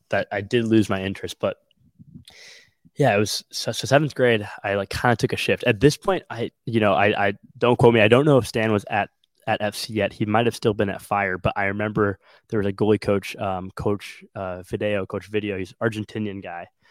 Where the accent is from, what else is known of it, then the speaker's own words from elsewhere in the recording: Wilmette, Illinois, United States; i'm from the Chicagoland area. I'm from the small town called Wilmette